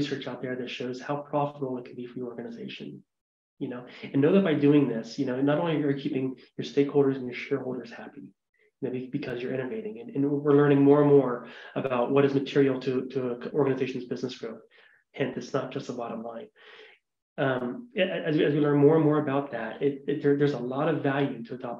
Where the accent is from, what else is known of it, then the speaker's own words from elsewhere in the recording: Ohio, United States; now in Montana, United States; I'm a white guy from Ohio. You know, I'm born and raised in Ohio, I live in Montana